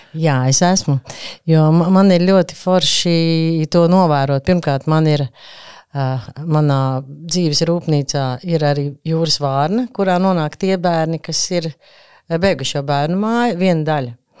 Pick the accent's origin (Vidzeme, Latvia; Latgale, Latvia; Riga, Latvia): Riga, Latvia; Es pat esmu piedzīvo, vietējais iedzīvotājs, aborigēns. Es esmu no Zaslauka